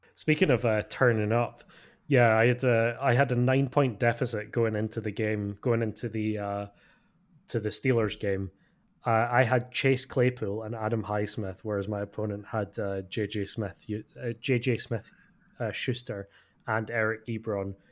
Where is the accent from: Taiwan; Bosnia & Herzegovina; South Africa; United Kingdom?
United Kingdom; as a British fan